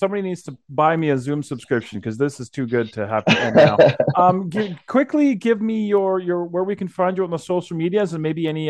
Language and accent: English; Canada; I'm obviously growing up in Canada.